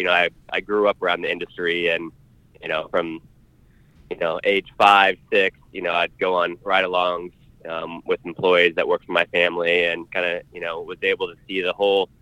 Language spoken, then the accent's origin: English; Oregon, United States; Born and raised in Oregon. Mm-hmm. Never lived outside of Oregon, so love it here.